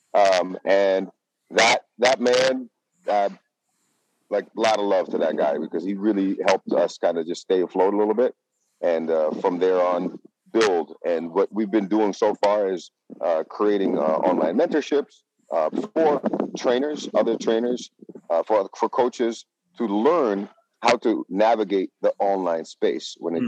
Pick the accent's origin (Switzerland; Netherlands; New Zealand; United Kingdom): Netherlands; now in Las Vegas, United States; I'm from the Netherlands, so I follow the news in the Netherlands.